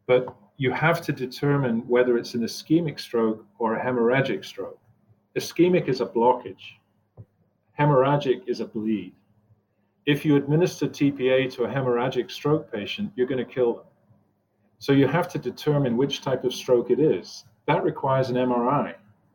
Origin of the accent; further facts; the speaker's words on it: Scotland, United Kingdom; moved away as an adult; also born or lived in New Jersey, United States; now in Cleveland, United States; I've lived in New Jersey longer than I've ever lived anywhere else. I'm originally from Scotland. I was used to moving every 3 years.